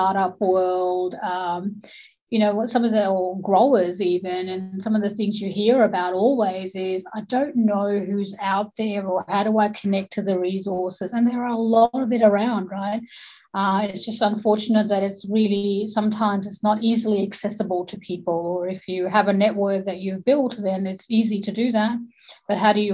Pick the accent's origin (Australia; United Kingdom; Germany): Australia